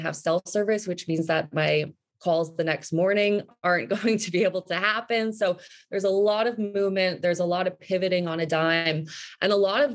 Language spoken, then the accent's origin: English; New Jersey, United States; moved away; also born or lived in New York City / Fairfield County, Connecticut; I grew up in New Jersey